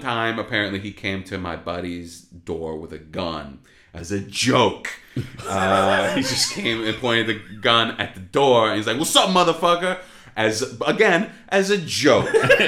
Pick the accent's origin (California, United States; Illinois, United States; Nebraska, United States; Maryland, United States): Illinois, United States; Chicago; moved away; I mean, like I said, I'm from Chicago.